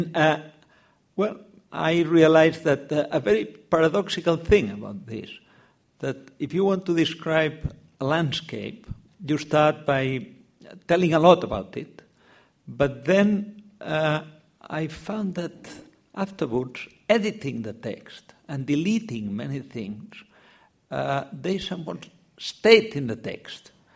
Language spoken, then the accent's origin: English; Catalonia, Spain; English is a second language; I grew up in Catalan. Uh, I suppose the three of us are Catalan, but perhaps in, in different ways. Mm. Uh, when you are a Catalan, you have to explain uh, how much of a Catalan you are. Well, in my case, I was born there, I lived there.